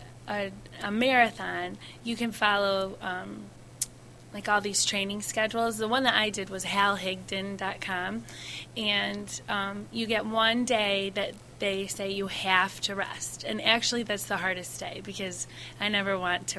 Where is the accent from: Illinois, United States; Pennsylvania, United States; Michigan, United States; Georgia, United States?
Michigan, United States; Kalamazoo; I'm from Kalamazoo, and they had the first ever Kalamazoo marathon. So I had to do it because it went right by my parents' house.